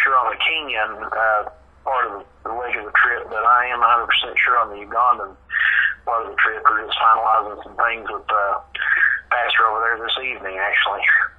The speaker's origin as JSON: {"language": "English", "town": "Jackson", "region": "Kentucky", "country": "United States", "tie": "born or raised there", "also_born_or_lived": "Hazard, Kentucky / Morehead, Kentucky", "said": "I was born in Hazard, Kentucky, and then my family moved to Jackson when I was about 6 months old. Yeah, I've pretty much lived in Kentucky, Eastern Kentucky, my whole life."}